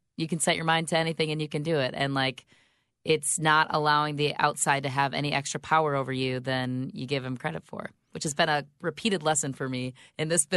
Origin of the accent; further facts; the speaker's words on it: Grand Rapids, Michigan, United States; moved away as an adult; also born or lived in Secaucus, New Jersey; now in Chicago, United States; I'm from Grand Rapids, Michigan